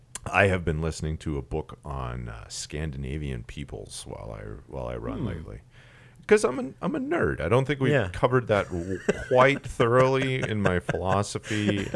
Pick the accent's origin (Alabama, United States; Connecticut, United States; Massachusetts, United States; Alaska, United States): Alaska, United States; because growing up in Alaska, I love Russian language.